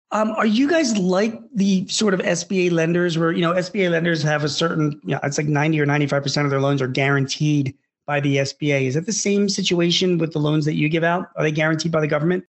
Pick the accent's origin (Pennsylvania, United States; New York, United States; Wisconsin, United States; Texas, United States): Pennsylvania, United States; Philadelphia; I grew up in Philadelphia and I'm in my mid 50s